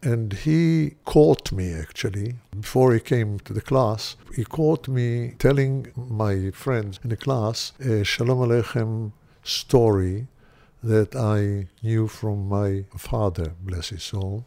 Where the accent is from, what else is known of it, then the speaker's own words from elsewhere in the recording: Tel Aviv, Tel Aviv District, Israel; I was born in Tel Aviv. We lived in Florentine